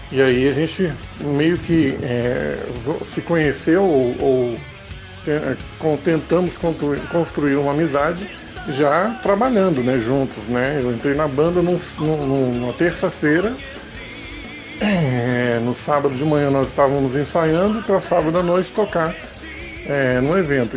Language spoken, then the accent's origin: Portuguese; Porto Alegre, Rio Grande do Sul, Brazil; moved away; also born or lived in Central-West Brazil; eu sou gaúcho, eu sou de Porto Alegre